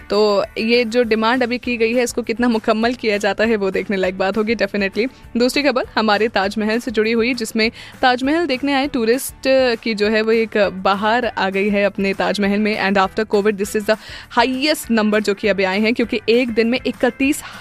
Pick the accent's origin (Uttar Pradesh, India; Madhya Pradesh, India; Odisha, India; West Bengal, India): Uttar Pradesh, India; Agra; हमारा आगरा